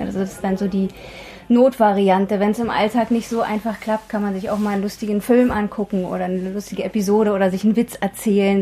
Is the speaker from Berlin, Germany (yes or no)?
yes; Berlin, Germany; bei uns zu Hause in Ostberlin